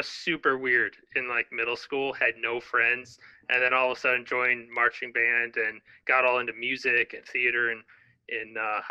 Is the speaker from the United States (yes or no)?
yes; Dearborn, Michigan, United States; I grew up in Dearborn, Michigan, just outside of Detroit. That's the headquarters of Ford Motor Company. And I grew up going to a small private Christian school.